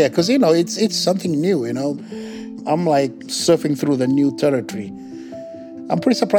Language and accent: English; Fiji; now in Philadelphia, United States; So I'm not American. I'm all the way from the island of Fiji.